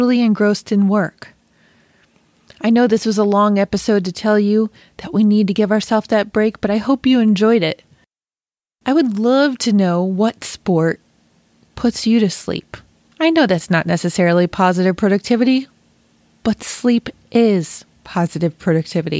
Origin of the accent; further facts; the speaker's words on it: Western New York, United States; I was born and raised in Western New York